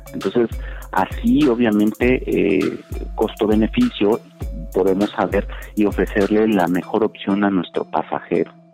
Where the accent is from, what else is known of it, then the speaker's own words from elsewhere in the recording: Mexico; uno como es mexicano